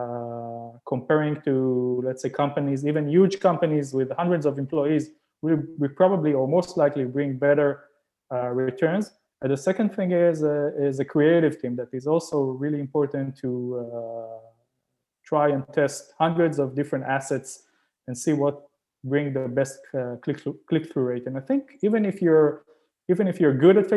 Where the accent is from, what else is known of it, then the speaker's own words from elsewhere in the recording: Israel; moved away as an adult; now in Canada; I'm originally from Israel